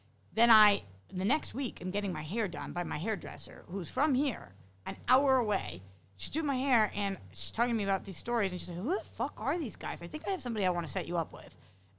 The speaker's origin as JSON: {"language": "English", "region": "England", "country": "United Kingdom", "said": "Well, I'm from England."}